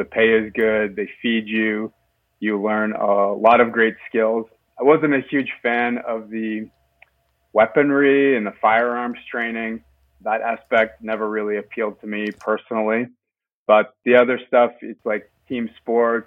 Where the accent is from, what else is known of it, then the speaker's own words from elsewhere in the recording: Halifax, Nova Scotia, Canada; moved away as an adult; also born or lived in Stockholm / Paris / London; now in Toronto, Canada; I grew up in Halifax, Nova Scotia, okay, on Canada's East Coast.